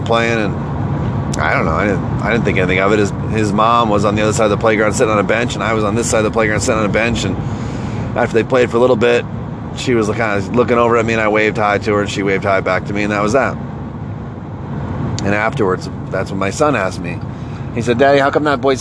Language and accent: English; Northeast, United States; moved away; also born or lived in the South; I'm from the Northeast